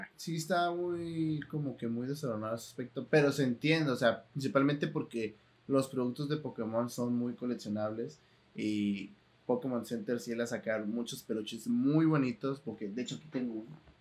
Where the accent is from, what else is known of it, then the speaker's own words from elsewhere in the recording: Tijuana, Baja California, Mexico; cuando salgo de aquí de Tijuana, lo único que quiero también es regresar a Tijuana, porque pues es mi ciudad natal